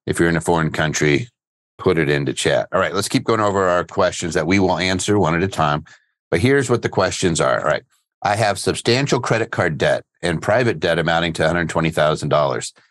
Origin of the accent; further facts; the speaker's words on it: just outside of Philadelphia, Pennsylvania, United States; I grew up just outside of Philly.